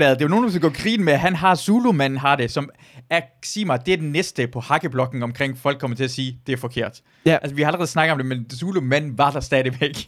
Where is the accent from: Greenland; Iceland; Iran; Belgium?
Iran; now in Denmark; jeg er fra Iran af